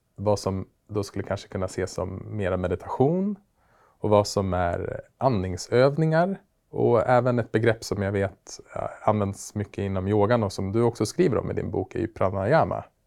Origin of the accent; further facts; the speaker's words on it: Västerås, Västmanland, Sweden; Västerås, min hemstad